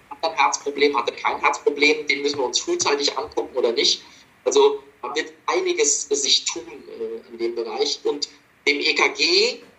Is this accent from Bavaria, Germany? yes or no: yes; Munich, Bavaria, Germany; now in Essen, Germany; viele Grüße zurück in meine alte Heimat München.